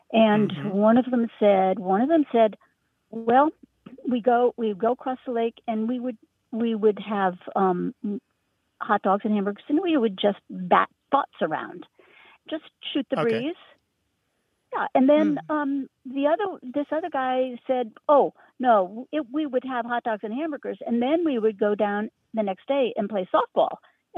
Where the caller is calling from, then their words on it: Richmond, Virginia, United States; Hi, this is …. I'm calling from Richmond, Virginia, but my heart is in the Berkshires of Western Massachusetts.